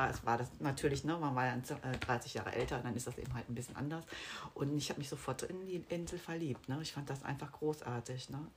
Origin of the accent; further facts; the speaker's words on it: Bonn, North Rhine-Westphalia, Germany; Ich komme aus dem Rheinland.